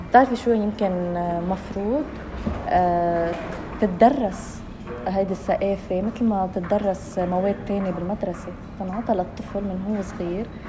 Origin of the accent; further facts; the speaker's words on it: Lebanon; moved away; انا لبنانيه من لبنان